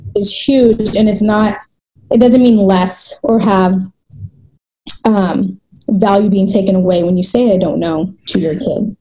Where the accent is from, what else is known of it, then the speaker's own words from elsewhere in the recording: United States; I'm back into my hometown where I live now, and it's very diverse. It's one of the diverse, most diverse cities in America